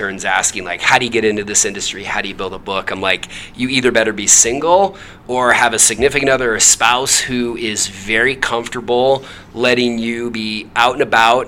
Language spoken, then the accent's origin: English; Harrington, Washington, United States; also born or lived in Florida; Washington, born and raised, grew up in Harrington, about an hour west of here, on the farm.